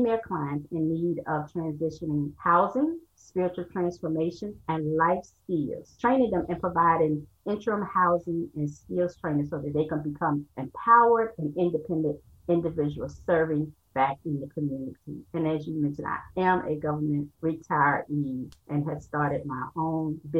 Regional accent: Norfolk, Virginia, United States; moved away as an adult; now in Laurel, United States; I'm originally from Norfolk, Virginia, and I've been living in Laurel, Maryland for over 17 years now

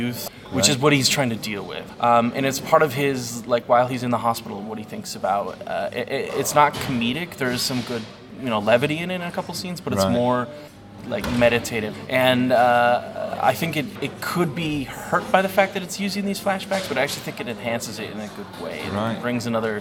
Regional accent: Colorado, United States; also born or lived in New York City; now in Berlin, Germany; I'm from Colorado originally

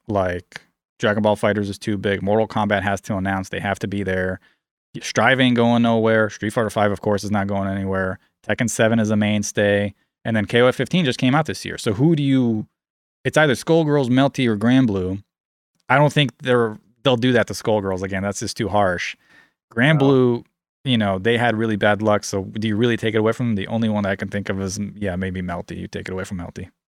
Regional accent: United States; I'm American

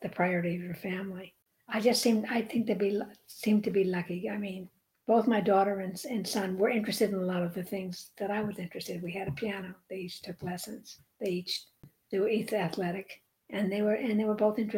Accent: United States; as an American, you know, when you're in Europe, and most of us, or a number of us in this country, have European heritage

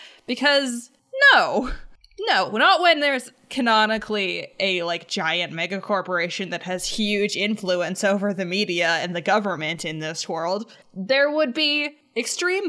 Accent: Canada; I'm a Canadian

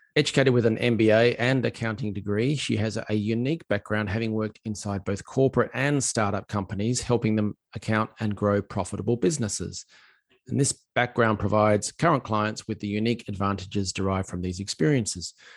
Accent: Australia; as an Aussie

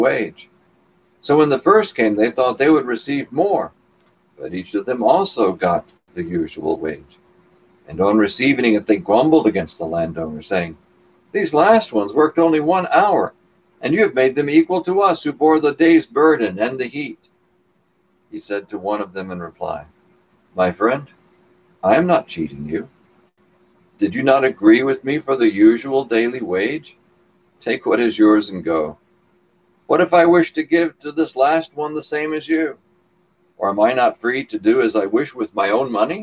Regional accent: Texas, United States; I was raised in Texas, my grandfather was a cattleman

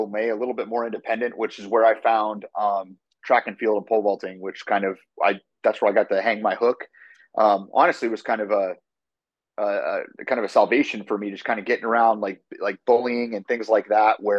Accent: Erie, Pennsylvania, United States; moved away; also born or lived in Muncie, Indiana; I was born and raised in Erie, Pennsylvania, by my mom and dad

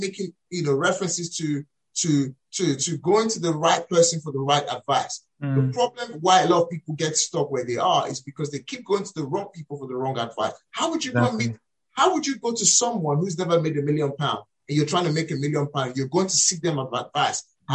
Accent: Nigeria; moved away as an adult; now in United Kingdom; As a Nigerian raised in Nigeria, relocated here to the UK

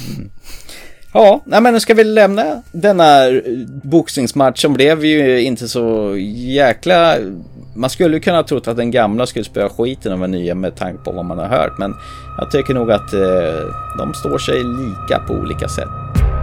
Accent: Närke, Örebro County, Sweden; jag kommer från Närke

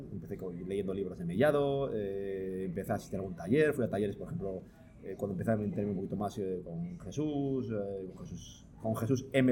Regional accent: Palencia, Castile and León, Spain; moved away as an adult; now in Toledo, Spain; yo vivo en Toledo hace 12 años, pero yo soy de Palencia, yo, eh, he vivido toda mi vida 30 años en Palencia.

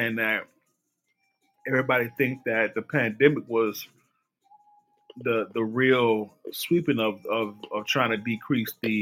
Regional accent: Mississippi, United States; I'm from Mississippi

